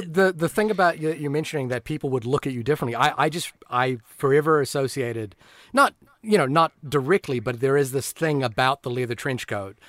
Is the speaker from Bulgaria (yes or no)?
no; New Zealand; as a New Zealander